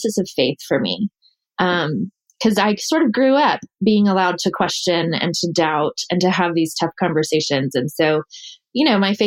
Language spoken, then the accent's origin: English; Dallas, Texas, United States; moved away as an adult; also born or lived in the Carolinas; I am from Dallas, grew up there